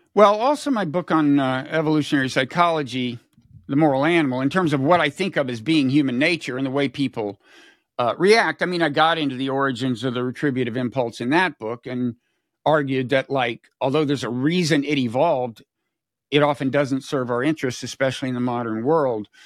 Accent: United States; as an American

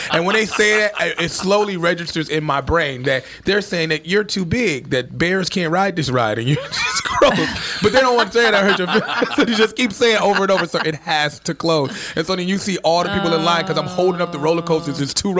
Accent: Chicago, Illinois, United States; And I'm from Chicago, and I'm not used to this.

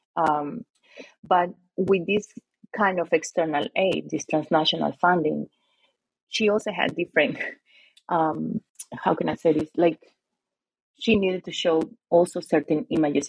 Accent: Lima, Peru; moved away; also born or lived in Arizona, United States; I'm Peruvian and I'm from Lima

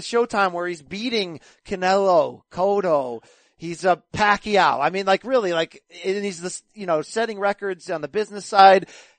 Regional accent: Naugatuck, Connecticut, United States; I'm from Naugatuck High School in Naugatuck, Connecticut

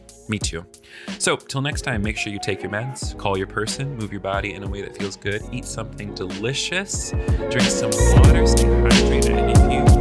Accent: the South, United States; I'm from the South

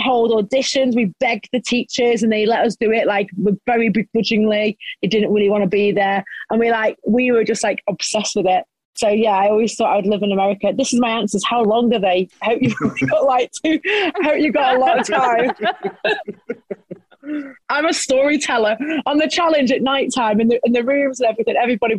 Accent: Stoke-on-Trent, West Midlands, United Kingdom; I didn't move out of Stoke until I was, 26

